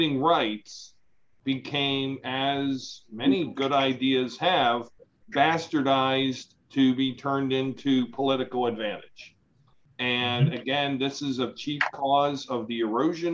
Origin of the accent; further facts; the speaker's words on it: Howard County, Maryland, United States; we grew up here in Howard County